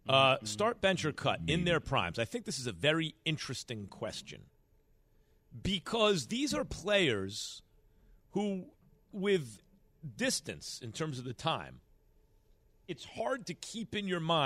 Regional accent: New York, United States; Growing up in New York, man, you do enough of this stuff outside because you have no choice.

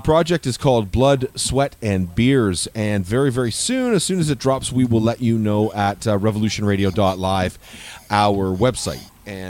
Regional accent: Stouffville, Ontario, Canada; So I'm from Stouffville. I'm a Stouffville boy.

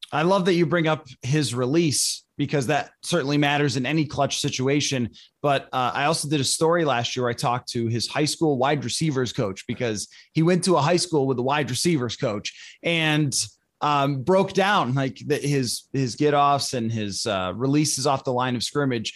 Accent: Buffalo, New York, United States; moved away; That's where I grew up

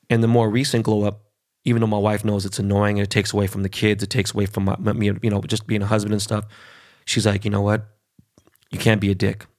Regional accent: Los Angeles, California, United States; first language Spanish; English is a second language; I grew up in Koreatown, born and raised

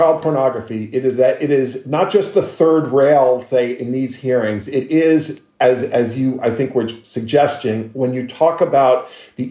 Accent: Miami, Florida, United States; we grew up together in Miami, went to Palmetto Junior High School and Palmetto Senior High School

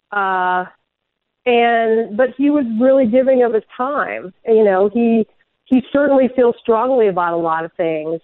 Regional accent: Nebraska, United States; I'm from Nebraska

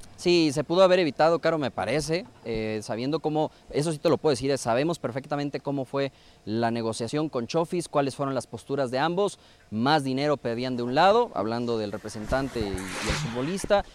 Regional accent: Guadalajara, Jalisco, Mexico; como tapatío

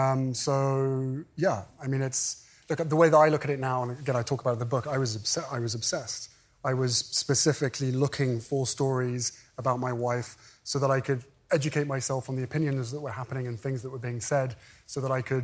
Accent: United Kingdom; moved away as an adult; now in California, United States; We fled my home country. We moved to California

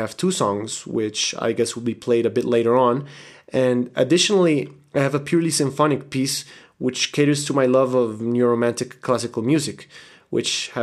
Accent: Cali, Valle del Cauca, Colombia; also born or lived in Bogota, Colombia; I grew up in Cali, Colombia.

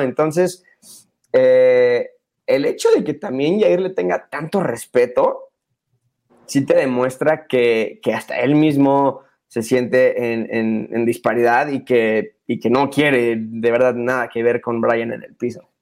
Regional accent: Mexico; como mexicano

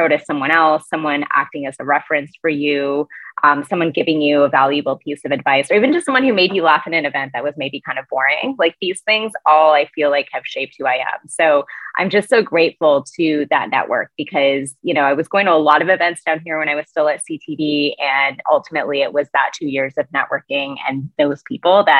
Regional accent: Canada; also born or lived in United States; as a Canadian

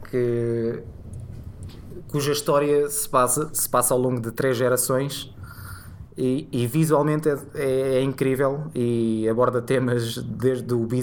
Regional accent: Cascais, Lisbon, Portugal; porque curiosamente sou de Cascais.

